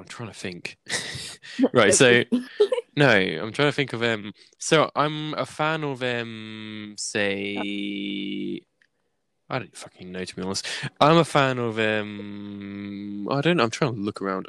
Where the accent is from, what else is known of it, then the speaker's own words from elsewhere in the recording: England, United Kingdom; accent: English; I'm English